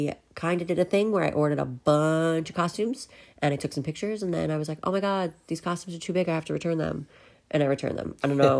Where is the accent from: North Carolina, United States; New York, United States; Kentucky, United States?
New York, United States; I grew up in New York